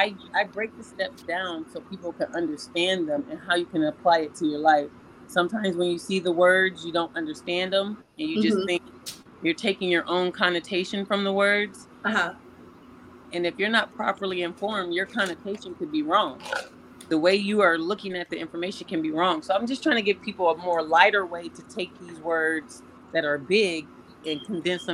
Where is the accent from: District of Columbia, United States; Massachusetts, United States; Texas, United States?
District of Columbia, United States; Washington; now in Columbus, United States; I'm from Washington, D.C., relocated to Ohio